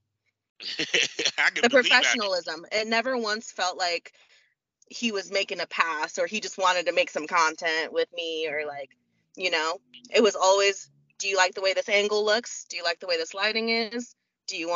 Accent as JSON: {"language": "English", "region": "Oregon", "country": "United States", "said": "I'm from Oregon in a smallish town"}